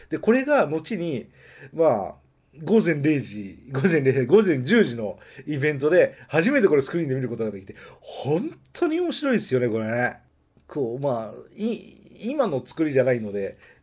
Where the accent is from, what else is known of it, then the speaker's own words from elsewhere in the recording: Nagoya, Aichi, Japan; accent: Nagoya dialect; 名古屋弁が出てしまいました